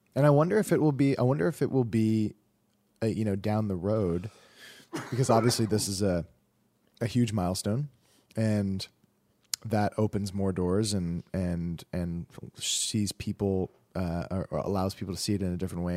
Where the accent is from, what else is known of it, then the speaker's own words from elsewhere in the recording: Canada; I'm super Canadian